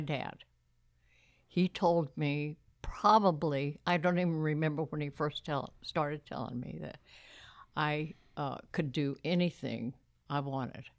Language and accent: English; Uvalde, Texas, United States; born or raised there; also born or lived in San Antonio, Texas